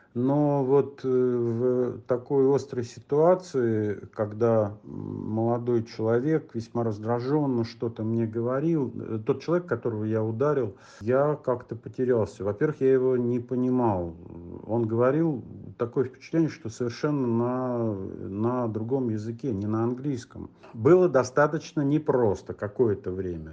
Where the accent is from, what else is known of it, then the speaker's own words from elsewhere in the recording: Russia; Нигде я не скрывал, что я из России